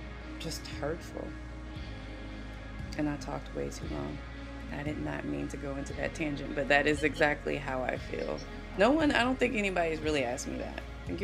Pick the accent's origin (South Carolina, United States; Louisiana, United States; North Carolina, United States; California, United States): South Carolina, United States; I love my home state. I really do. I love my home state, but the isms are definitely, and not just racism, the isms are definitely in South Carolina